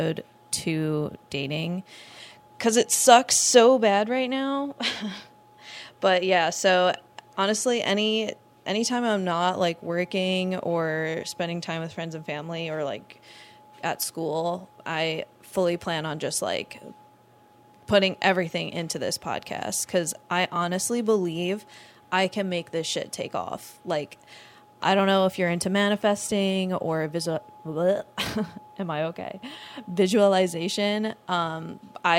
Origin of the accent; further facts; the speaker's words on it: Long Island, New York, United States; now in Orlando, United States; I'm originally from Long Island, New York